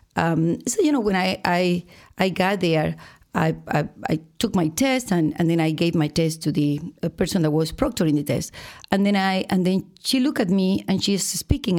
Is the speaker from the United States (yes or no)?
no; Boca del Pozo, Nueva Esparta, Venezuela; moved away as an adult; I am from Venezuela, but, uh, I have to say that I was born in an island